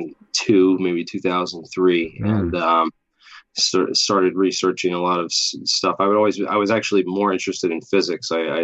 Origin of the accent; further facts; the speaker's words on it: Boston, Massachusetts, United States; And I'm from Boston. I lived there for a couple of years.